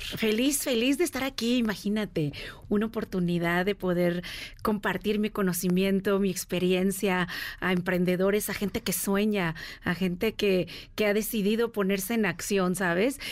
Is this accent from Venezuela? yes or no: no; Mexico; moved away as an adult; also born or lived in United States; Salí de México a los 18 años con un sueño bajo el brazo de vamos a hacerla los Estados Unidos sin dinero, sin hablar inglés